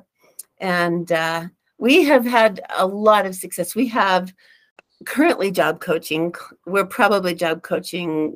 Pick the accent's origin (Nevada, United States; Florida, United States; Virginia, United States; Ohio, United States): Nevada, United States; Reno; also born or lived in Phoenix; now in Utah, United States; I grew up in Reno and moved here later from Phoenix. So I've moved around a bit.